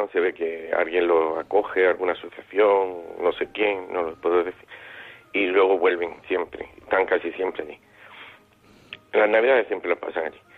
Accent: Granada, Andalusia, Spain; moved away as an adult; now in Almería, Spain; soy de Granada, aunque vivo, resido en Almería desde hace muchos años.

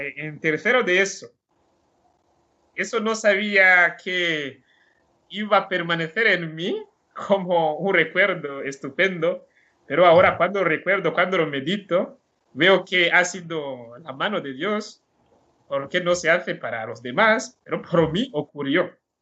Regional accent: Burundi; Spanish is a second language; moved away as an adult; now in Alcoy, Spain; esta falta de sacerdotes que teníamos ahí en Burundi, porque os he dicho que en mi pueblo no había

